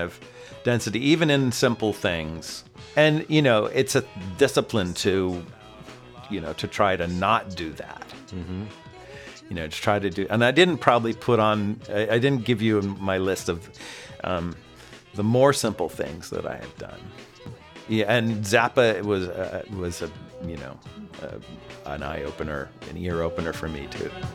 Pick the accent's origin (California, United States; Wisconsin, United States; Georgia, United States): California, United States; Oakland; moved away as an adult; also born or lived in San Diego / New York; now in Los Angeles, United States; I am actually originally a West Coast guy. I was born in Oakland